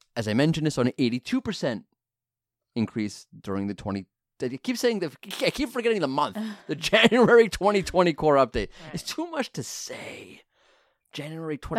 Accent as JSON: {"language": "English", "region": "New York", "country": "United States", "said": "I'm from New York"}